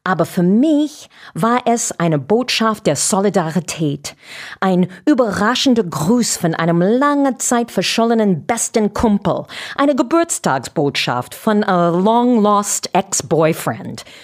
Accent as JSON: {"language": "German", "country": "United States", "said": "Als Amerikanerin schäme ich mich täglich für Donald Trump."}